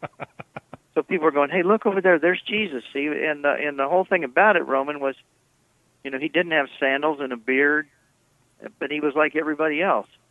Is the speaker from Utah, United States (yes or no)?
no; Indiana, United States; I grew up in Indiana, uh, out in the cornfields.